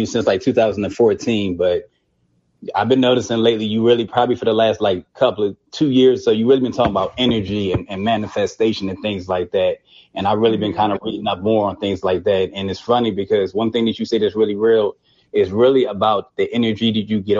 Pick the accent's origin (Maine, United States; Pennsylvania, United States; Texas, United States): Pennsylvania, United States; Philadelphia; I'm from Philadelphia, and I know just being from there